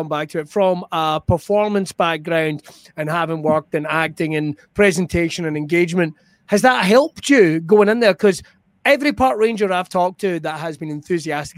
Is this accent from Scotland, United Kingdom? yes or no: yes; West Coast, Scotland, United Kingdom; I'm from the West Coast